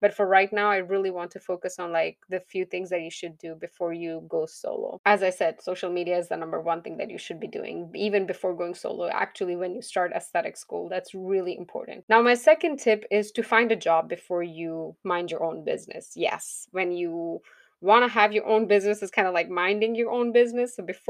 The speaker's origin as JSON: {"language": "English", "country": "Pakistan", "moved": "as an adult", "lives_now": "United States", "said": "Now, when I came to US, I was licensed from Pakistan. I did have my certification there. We don't have licenses there. We have certifications there."}